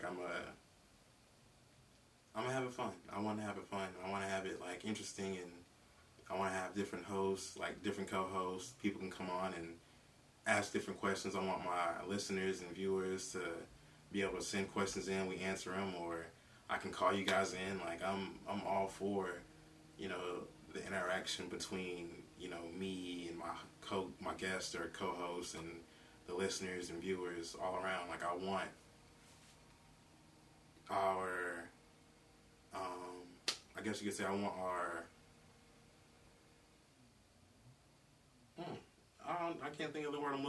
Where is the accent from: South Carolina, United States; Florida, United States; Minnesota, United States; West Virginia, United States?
South Carolina, United States; Greenville; also born or lived in Macon, Georgia / Philadelphia, Pennsylvania; now in Columbia, United States; I'm from Greenville, Spartanburg, South Carolina